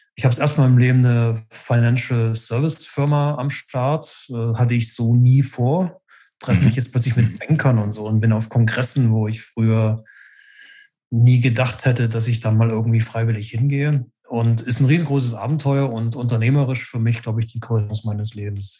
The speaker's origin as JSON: {"language": "German", "town": "Leipzig", "region": "Saxony", "country": "Germany", "tie": "born or raised there", "also_born_or_lived": "Berlin", "said": "Ich bin in Ostdeutschland groß geworden in den 70er und 80er Jahren"}